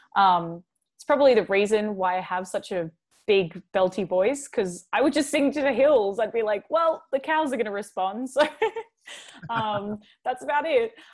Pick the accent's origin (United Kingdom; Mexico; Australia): Australia; Mooloolah, Queensland; also born or lived in Chicago; now in Los Angeles, United States; I was born in Chicago. I moved when I was two. My family moved to a really small town in Australia. It's called Mooloolah.